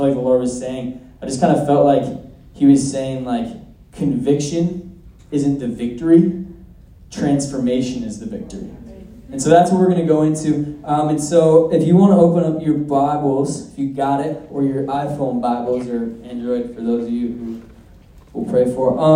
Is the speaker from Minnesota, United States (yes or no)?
yes; Minnesota, United States; I'm from Minnesota